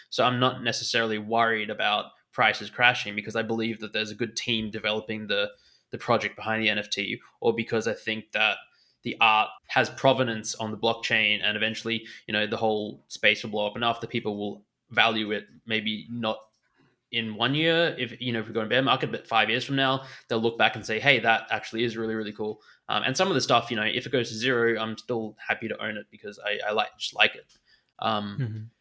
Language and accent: English; Australia; accent: Australian; moved away as an adult; now in Munich, Germany; I'm born in Australia and I grew up in Australia.